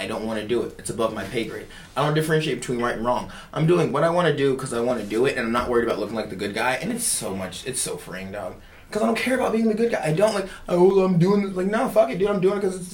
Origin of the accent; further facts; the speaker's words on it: Philadelphia, Pennsylvania, United States; now in Jacksonville, United States; I'm from Philly